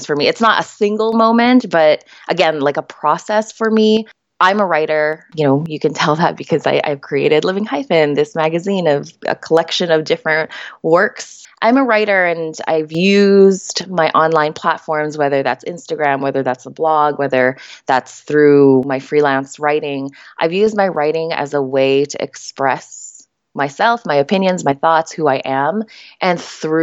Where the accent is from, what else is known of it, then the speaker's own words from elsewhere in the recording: Canada; also born or lived in Manila, Philippines; So I am Filipina Canadian. I was born in Manila, Philippines. I moved here to Canada when I was just 4 years old.